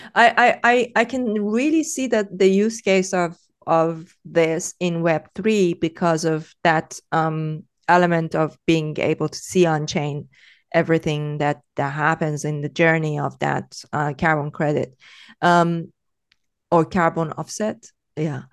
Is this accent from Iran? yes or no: yes; Iran; moved away; growing up in Iran